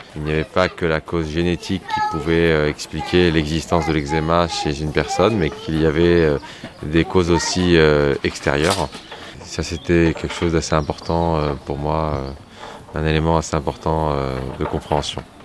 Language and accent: French; Saint-Nazaire, Pays de la Loire, France; je suis de Saint-Nazaire